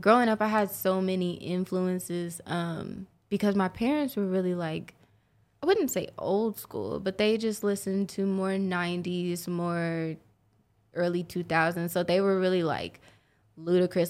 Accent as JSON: {"language": "English", "town": "Oklahoma City", "region": "Oklahoma", "country": "United States", "tie": "born or raised there", "said": "Born and raised, sooner born, sooner bred"}